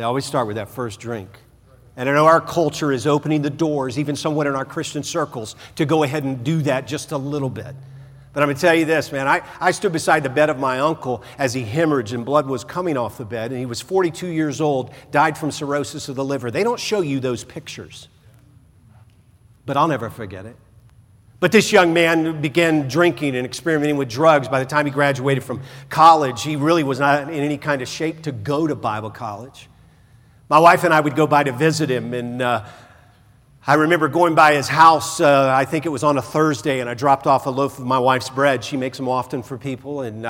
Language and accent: English; the South, United States; I remember growing up in the South